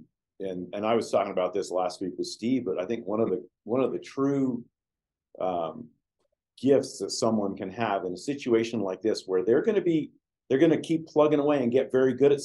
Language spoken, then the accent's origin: English; England, United Kingdom; moved away; I was born in England.